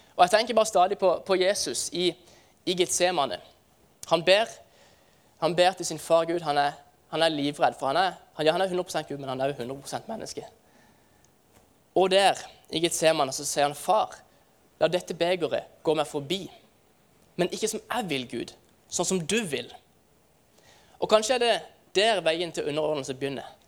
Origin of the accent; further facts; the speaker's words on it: Farsund, Agder, Norway; hjemme i Farsund så feirer vi eh, eh det som heter Kaperdagene.